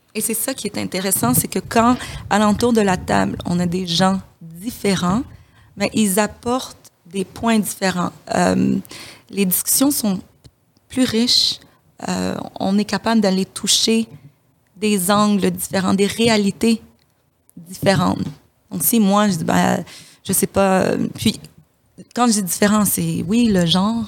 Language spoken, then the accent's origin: French; DR Congo; moved away; je suis de la République démocratique du, Congo